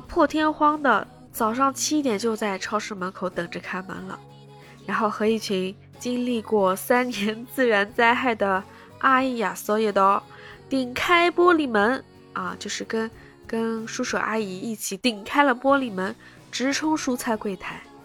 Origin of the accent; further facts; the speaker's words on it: Shanghai, China; 我们上海人